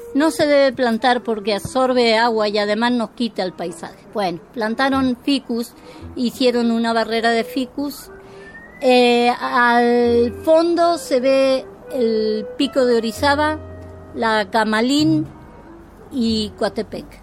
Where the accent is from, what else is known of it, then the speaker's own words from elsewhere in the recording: Spain; also born or lived in Guadalajara, Mexico; now in Veracruz, Mexico; yo vengo de un territorio que es el, eh, eh, la madre patria, que, de madre no tiene nada, esto, en la cual la gente es muy regionalista